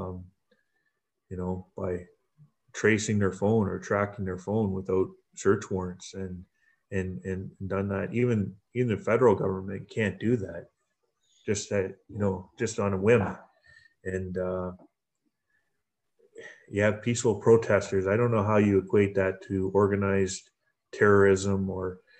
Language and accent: English; Canada; as Canadians